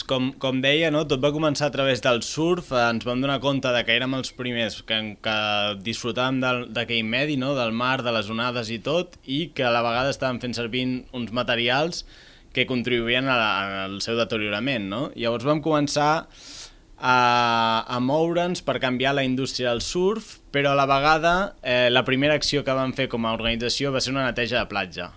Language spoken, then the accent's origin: Catalan; Reus, Catalonia, Spain; jo sóc de Reus